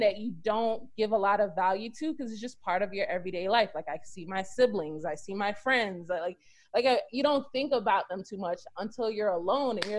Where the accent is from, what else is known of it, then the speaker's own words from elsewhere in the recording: United States; moved away as an adult; also born or lived in South Korea; we are from America